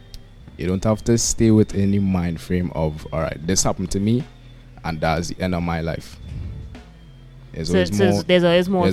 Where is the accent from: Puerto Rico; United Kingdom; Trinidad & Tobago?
Trinidad & Tobago; also born or lived in New York, United States; I was born in the United States, firstly, but the majority of my life was spent schooling and everything. I grew up in Trinidad. Trinidad is home.